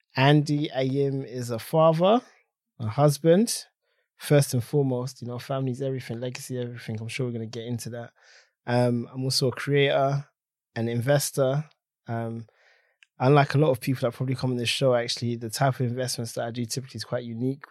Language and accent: English; London, United Kingdom; I grew up in Tottenham, North London.